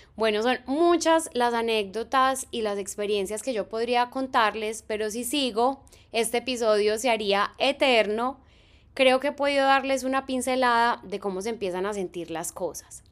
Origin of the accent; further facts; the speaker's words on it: Medellín, Antioquia, Colombia; moved away as an adult; now in Concord, United States; yo soy de Medellín en Colombia, en mi ciudad no existen las estaciones